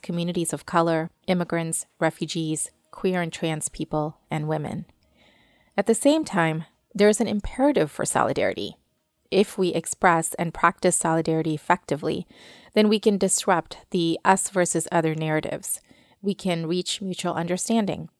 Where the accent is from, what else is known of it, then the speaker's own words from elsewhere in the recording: Kentucky, United States; I'm also from Kentucky